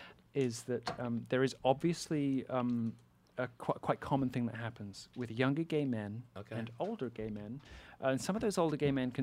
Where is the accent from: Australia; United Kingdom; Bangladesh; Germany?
United Kingdom; England; also born or lived in Athens, Greece; now in United States; I was born in Athens in Greece. And in Greece. And we moved quickly over to England.